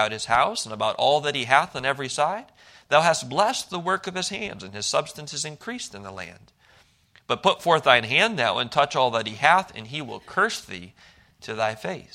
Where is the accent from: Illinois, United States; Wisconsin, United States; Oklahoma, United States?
Wisconsin, United States; Milwaukee; moved away; I grew up in Milwaukee, Wisconsin